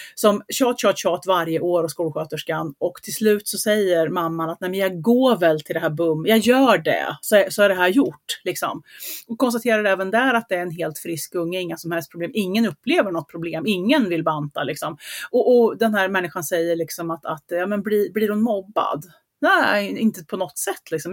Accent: Gothenburg, Västra Götaland, Sweden; accent: göteborgska (Gothenburg dialect); Min göteborgska

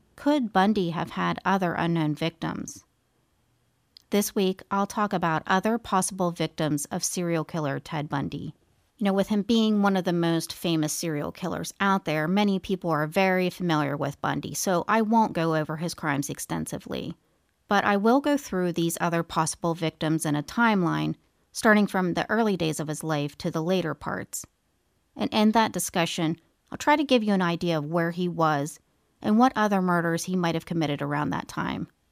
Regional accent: East Coast, United States; I'm from the East Coast

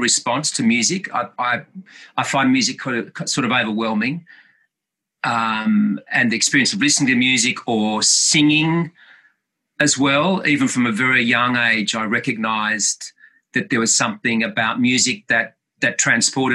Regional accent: Tamworth, New South Wales, Australia; I was born in Tamworth, and my parents were very much the mainstays of the musical theatre company there

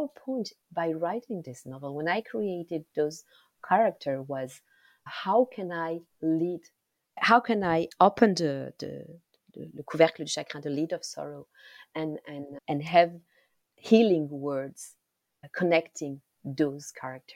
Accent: Rwanda; first language Kinyarwanda; English is a second language; Kinyarwanda is my mother tongue

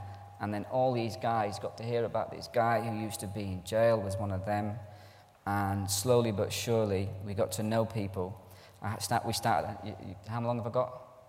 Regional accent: Ireland; also born or lived in Scotland; I'm Irish. My dad's Scottish. I'm Irish. I sound English in a scheme.

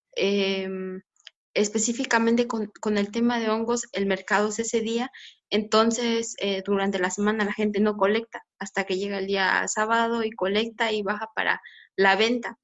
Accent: Mixteca Alta, Oaxaca, Mexico; aquí en, en la Mixteca Alta pues se encuentra bosque de conífera, hasta la parte más alta, que es de donde yo soy

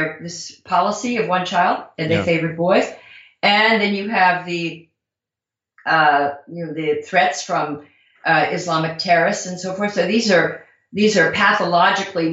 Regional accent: Southern California, United States; I'm from Southern California. I was a flower child, a protester, a hippie

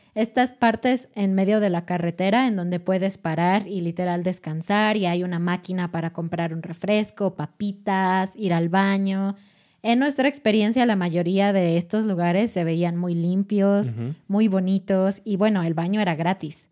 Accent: Mexico City, Mexico; en Ciudad de México, que es mi ciudad natal

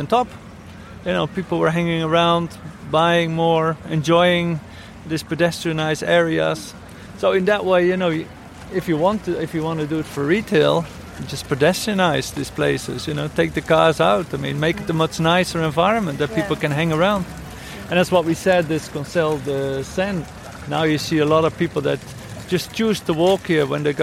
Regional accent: Netherlands; now in Barcelona, Spain; I come from the Netherlands

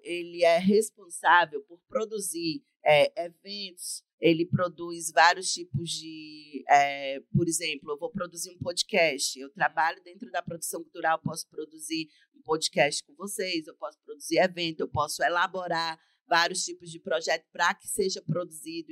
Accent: Camocim, Ceará, Brazil; o sistema público de saúde camusinense me dar esse suporte sem eu ter que precisar de sair da minha cidade natal

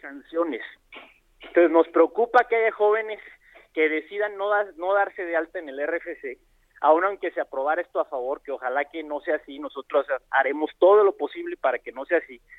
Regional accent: Ciudad Juárez, Chihuahua, Mexico; moved away; also born or lived in Mexico City; yo soy de Ciudad Juárez, Chihuahua, y emigré a la Ciudad de México a estudiar a la UNAM

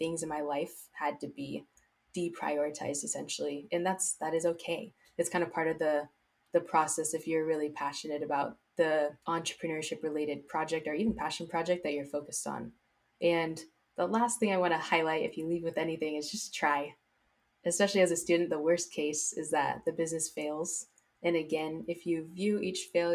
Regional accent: South Bay, California, United States; Growing up in the South Bay

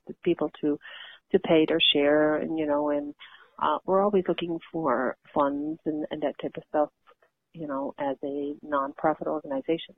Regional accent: Flat Bay, Newfoundland and Labrador, Canada; growing up in Flat Bay, like most young people my age, all I can account for is that we didn't realize we were native

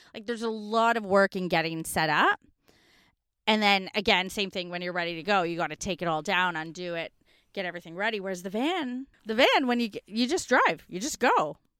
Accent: Canada; now in Australia; as a North American growing up in Canadian history classes, I didn't know until I moved to Australia

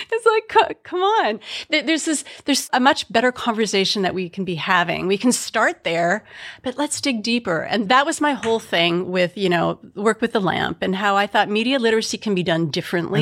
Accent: Midwest, United States; I'm from the Midwest

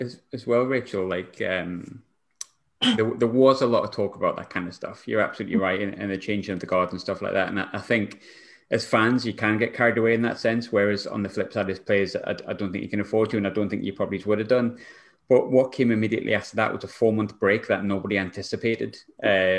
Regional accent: England, United Kingdom; moved away as an adult; now in Scotland; I'm an Englishman

